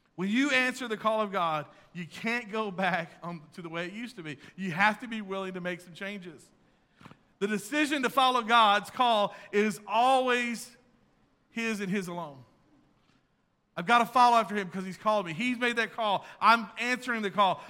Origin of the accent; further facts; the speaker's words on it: Texas, United States; I'm from Texas